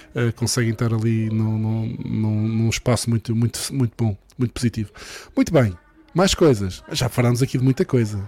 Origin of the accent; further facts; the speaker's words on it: Madeira, Portugal; sou madeirense